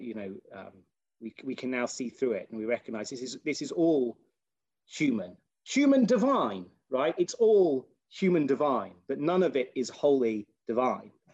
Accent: United Kingdom; as a British person

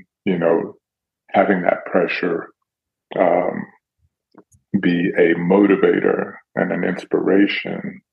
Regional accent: Dallas, Texas, United States; I'm from Dallas, so it's not my city

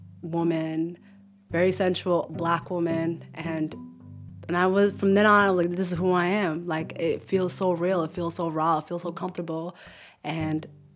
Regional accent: Minneapolis, Minnesota, United States; also born or lived in Somalia; growing up in Minneapolis or Minnesota in general

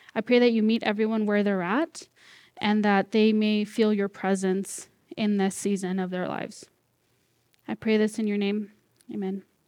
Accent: Corning, California, United States; moved away as an adult; also born or lived in Red Bluff, California; now in Vancouver, Washington, United States; born and raised here, well, in Corning, so, like, fifteen minutes away

